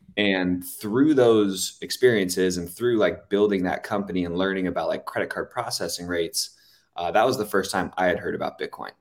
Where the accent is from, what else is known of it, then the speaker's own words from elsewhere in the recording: Los Angeles, California, United States; I'm from Los Angeles